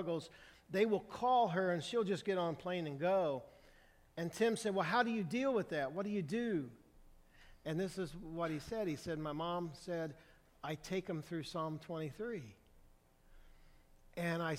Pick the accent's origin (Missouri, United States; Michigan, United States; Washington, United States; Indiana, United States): Indiana, United States; Brazil; I'm from Indiana. I'm from a small town in Brazil, Indiana